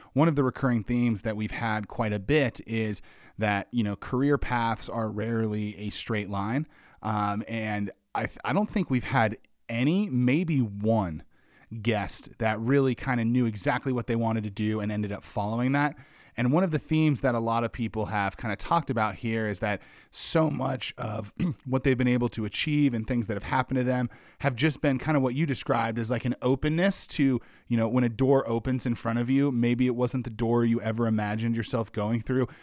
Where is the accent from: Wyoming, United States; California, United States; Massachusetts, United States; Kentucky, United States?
Wyoming, United States; I grew up in Wyoming.